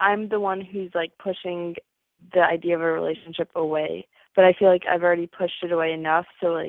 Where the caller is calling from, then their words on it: Florida, United States; I'm 19, and I'm calling from Florida.